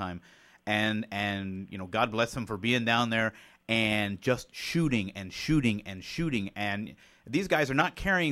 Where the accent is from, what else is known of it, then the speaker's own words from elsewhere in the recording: Springfield, Ohio, United States; in Ohio, I, you know, growing up in Springfield